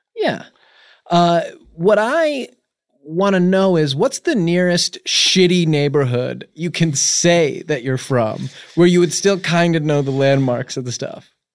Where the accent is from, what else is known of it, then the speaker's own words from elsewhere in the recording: Connecticut, United States; I'm just from, like, some fucking little suburb, uh, you know, in Connecticut, I grew up, it's actually pretty nice.